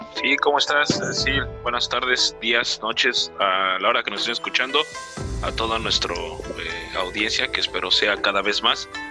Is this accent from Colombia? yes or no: no; Mexico; aquí en mi país, México